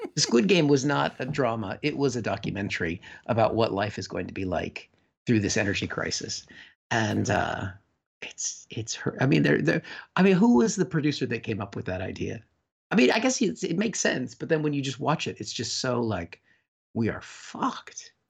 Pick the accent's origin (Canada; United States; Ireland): United States; moved away; my home country, I was just there